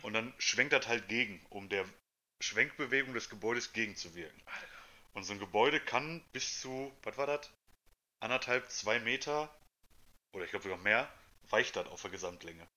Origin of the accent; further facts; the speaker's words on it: Germany; also born or lived in Essen; hier bei uns in Deutschland